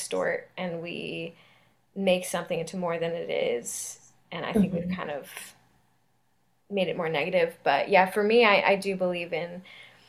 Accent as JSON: {"language": "English", "region": "Southern California", "country": "United States", "said": "I'm from Southern California"}